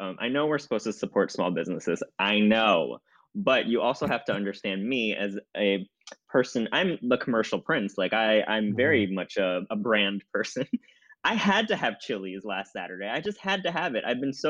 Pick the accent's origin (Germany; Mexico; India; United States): United States; I am an American.